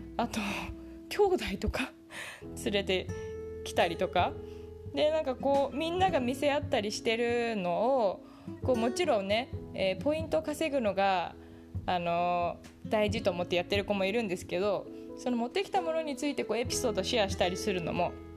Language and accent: Japanese; Tokyo, Japan; moved away as an adult; also born or lived in Singapore / California; now in Silicon Valley, United States; 私の故郷の東京